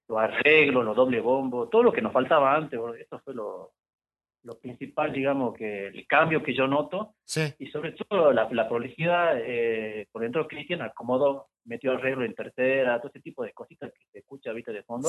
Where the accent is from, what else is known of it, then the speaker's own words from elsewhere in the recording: Salta, Argentina; nosotros somos acá de Salta